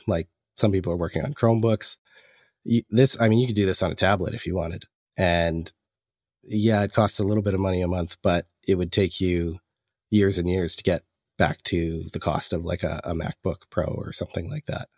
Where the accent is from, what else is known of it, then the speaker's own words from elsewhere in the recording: the Canadian Prairies, Canada; moved away as an adult; now in Vancouver, Canada; I'm a Canadian. I'm originally up from, uh, the middle of Canada in the prairies, and, uh, moved out to Vancouver in the last six